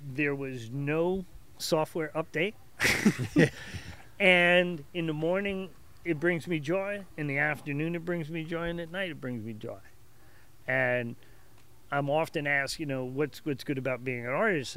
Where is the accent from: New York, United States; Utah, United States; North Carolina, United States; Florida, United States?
New York, United States; Hicksville; also born or lived in Perth Amboy, New Jersey; I consider myself a Hicksvillian. I've been there since about the age of eleven